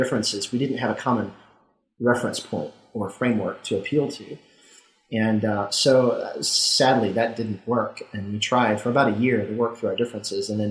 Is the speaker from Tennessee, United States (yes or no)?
no; Mississippi, United States; I grew up in Mississippi and was a Southern Baptist